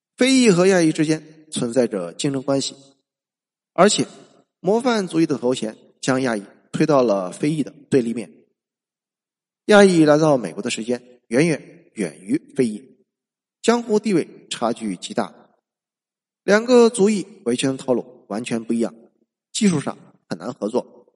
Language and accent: Chinese; China; 我们中国人